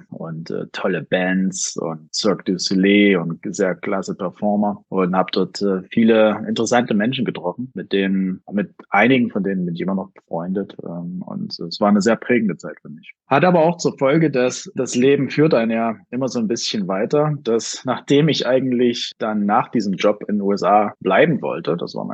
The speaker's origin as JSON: {"language": "German", "town": "Jena", "region": "Thuringia", "country": "Germany", "tie": "born or raised there", "lives_now": "Berlin, Germany", "said": "Und wie du schon richtig sagst, bin ich normalerweise in Berlin, aber heute ausnahmsweise mal in meiner Heimatstadt in Jena."}